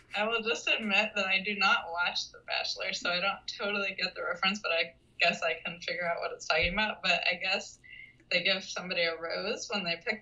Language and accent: English; Texas, United States; moved away as an adult; now in New York City, United States; I was from Texas. My whole family's in Texas. Had all my school in Texas